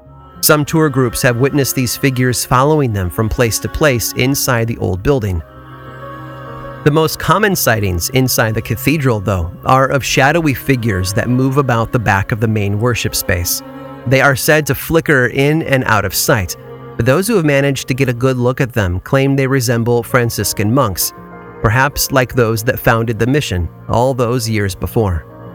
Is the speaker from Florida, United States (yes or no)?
no; Illinois, United States; Growing up in Illinois